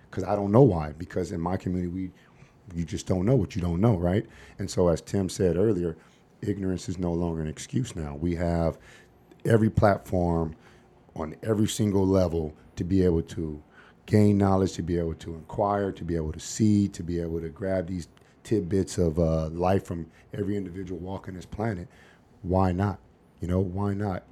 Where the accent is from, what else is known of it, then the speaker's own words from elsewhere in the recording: Los Angeles, California, United States; moved away as an adult; also born or lived in Seattle, Washington; now in Phoenix, United States; growing up in South Central L